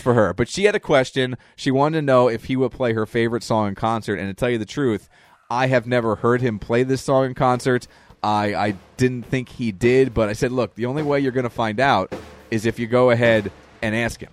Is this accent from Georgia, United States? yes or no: no; Reading, Pennsylvania, United States; we're from Reading, Pennsylvania.